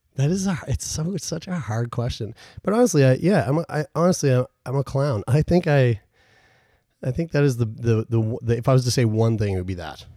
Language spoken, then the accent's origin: English; Newfoundland and Labrador, Canada; my whole family, we're all from Newfoundland